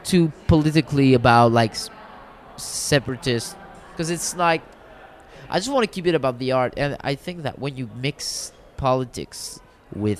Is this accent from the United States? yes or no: no; Quebec, Canada; I prefer Quebecer because I don't feel Canadian.